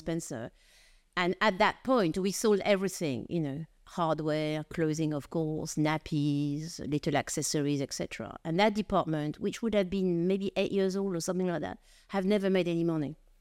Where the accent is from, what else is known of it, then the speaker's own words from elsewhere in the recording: France; accent: French; now in United Kingdom; I'm French of origin, as you probably gather from, uh, from my accent